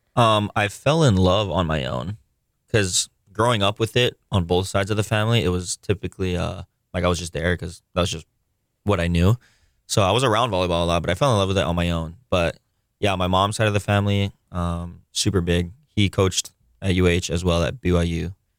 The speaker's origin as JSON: {"language": "English", "town": "Honolulu", "region": "Hawaii", "country": "United States", "tie": "born or raised there", "said": "I grew up on Oahu. Uh, grew up in Kamakee. I currently live in Kapahulu, but I went to public school here"}